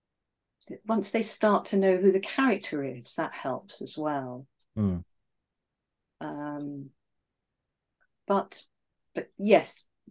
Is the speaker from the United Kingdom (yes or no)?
yes; England, United Kingdom; accent: RP